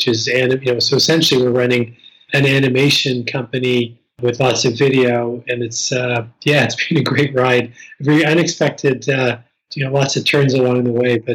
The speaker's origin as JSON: {"language": "English", "area": "East Coast Canada", "region": "Atlantic Canada", "country": "Canada", "tie": "born or raised there", "moved": "yes", "said": "growing up on the East Coast"}